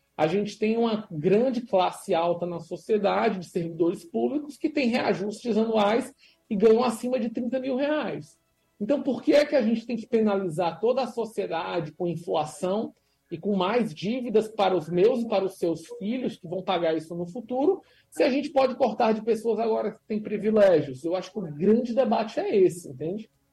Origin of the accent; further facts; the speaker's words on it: Brazil; a gente é brasileiro